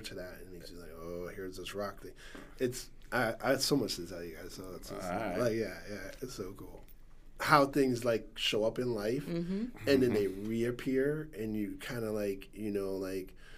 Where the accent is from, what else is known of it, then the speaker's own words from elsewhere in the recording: Stamford, Connecticut, United States; I'm from the West Side of Stanford. I grew up, born and raised there